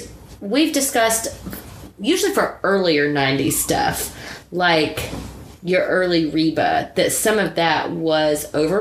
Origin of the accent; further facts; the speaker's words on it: the Carolinas, United States; we grew up in the Carolinas as well, we were gung-ho country.